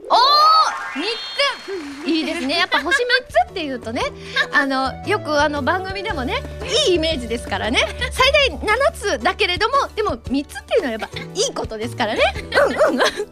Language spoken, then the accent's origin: Japanese; Gunma, Japan; 群馬県出身なんですけれども